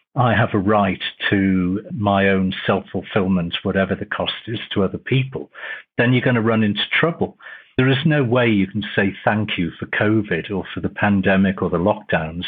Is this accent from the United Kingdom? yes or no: yes; Liverpool, North West England, United Kingdom; also born or lived in Cheltenham / Croydon / Bradford; now in Leeds, United Kingdom; Originally, I'm from Liverpool, so I'm a Liverpool fan